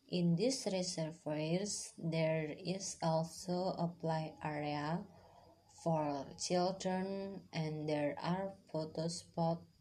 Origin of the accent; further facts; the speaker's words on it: Purwodadi, Central Java, Indonesia; My hometown is Grobogan Purwodadi. It is a fairly large city with 19 sub-districts and 280 villages.